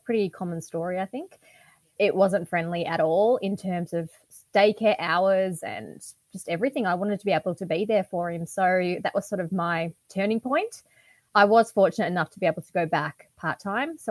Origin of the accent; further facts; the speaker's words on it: Geelong, Victoria, Australia; also born or lived in Melbourne; I grew up in Melbourne. My parents owned a chain of laundromats in Burwood. And then they gave all that up for the country lifestyle. And we moved down to Geelong. And they bought a 200-acre property. And that's where we grew up